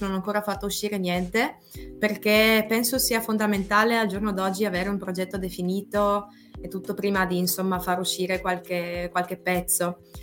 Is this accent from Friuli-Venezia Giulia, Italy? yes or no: yes; Trieste, Friuli-Venezia Giulia, Italy; io sono di Trieste